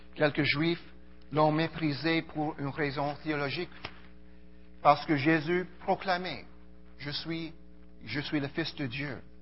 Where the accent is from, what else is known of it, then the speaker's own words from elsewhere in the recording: Montreal, Quebec, Canada; also born or lived in Karachi, Pakistan; ma famille a quitté le Pakistan en 1974 et arrivé à Montréal. Euh, donc je suis euh, un Montréalais